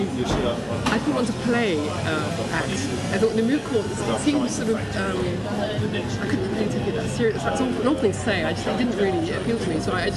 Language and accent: English; Brussels, Belgium; also born or lived in London; I was born in London, but I went to Brussels.